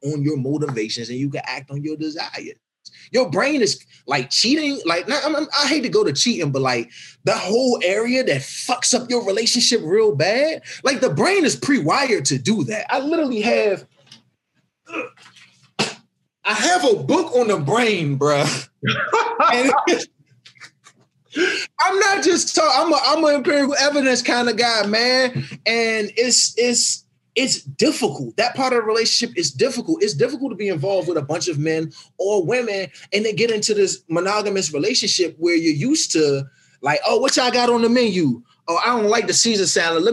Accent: Washington, District of Columbia, United States; I'm from Southeast. Like, it's real handsy over there. Like, ain't much time to talk or nothing. It's reactionary. It's survivalistic. So that's the environment I grew up

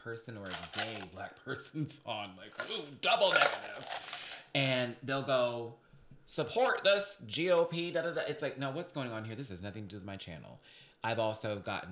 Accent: Houston, Texas, United States; also born or lived in Alabama; my family's from Alabama, but we lived in Houston, Texas.

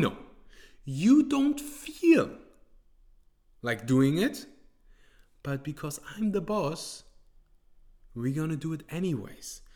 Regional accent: Germany; English is a second language; I was born and raised in Germany

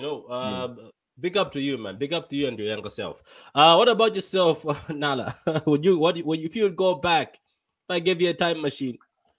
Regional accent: Malawi; moved away; we are all here and we're all from Malawi

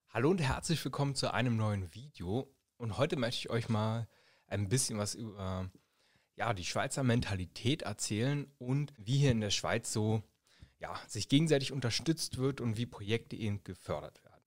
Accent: Germany; now in Basel, Switzerland; als Deutscher

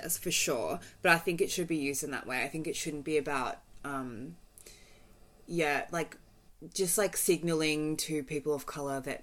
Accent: Melbourne, Victoria, Australia; I was raised in Australia, you know, in Bayside, St. Kilda.

